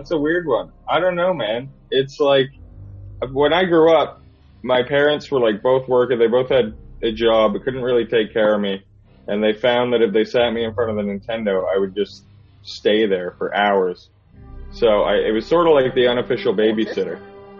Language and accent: English; Canada; moved away as an adult; now in England; I am Canadian, yeah. That's why I sound like this.